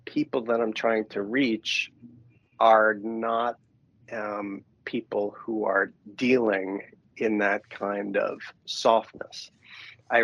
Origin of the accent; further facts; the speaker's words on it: New York City, New York, United States; moved away; I grew up in New York City, and it was very edgy